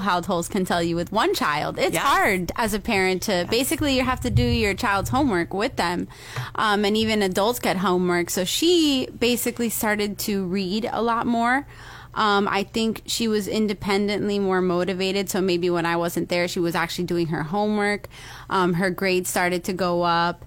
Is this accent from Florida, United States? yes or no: yes; Pinecrest, Florida, United States; So I'm from Miami originally, and my family's from Venezuela. And basically, I grew up in Pinecrest